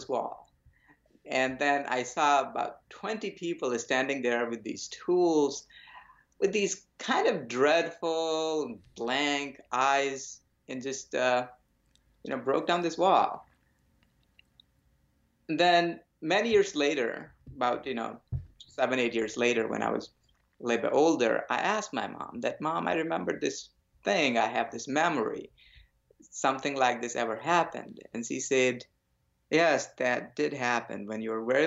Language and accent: English; India; I was born in India to a nice little family of yogis